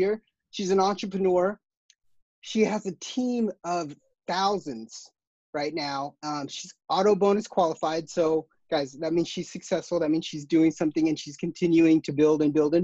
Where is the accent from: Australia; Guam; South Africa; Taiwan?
Guam; So I'm from Guam